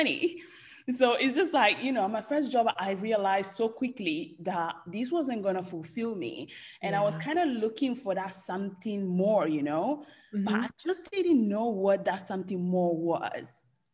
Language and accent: English; Italy; English is a second language; moved away as an adult; now in London, United Kingdom; I was born and raised in Italy.